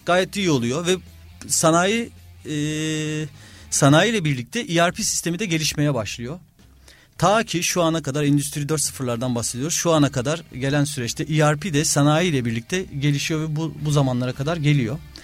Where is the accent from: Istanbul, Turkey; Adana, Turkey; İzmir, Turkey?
Istanbul, Turkey; also born or lived in Kocaeli / London; 1982 İstanbul doğumluyum. Ee, ilk ortaokul, lise İstanbul'da okudum.